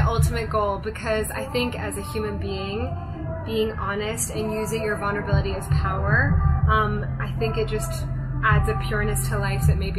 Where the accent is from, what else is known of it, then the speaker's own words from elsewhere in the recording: Japan; also born or lived in London / Hong Kong; now in Los Angeles, United States; So I was born in London, but I grew up in Japan and Hong Kong.